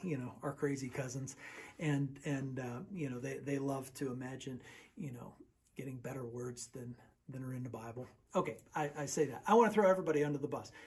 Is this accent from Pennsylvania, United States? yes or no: yes; Western Pennsylvania, United States; also born or lived in Texas; I was raised in Western Pennsylvania, and most of my family's in Western Pennsylvania, but I was born in Texas